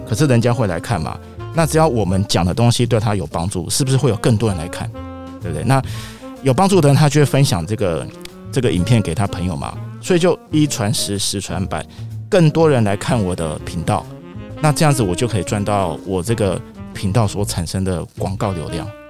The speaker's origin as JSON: {"language": "Chinese", "country": "Taiwan", "said": "我们台湾人"}